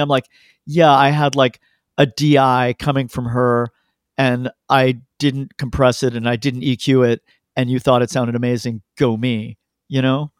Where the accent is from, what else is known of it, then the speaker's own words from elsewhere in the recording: Canada; I'm Canadian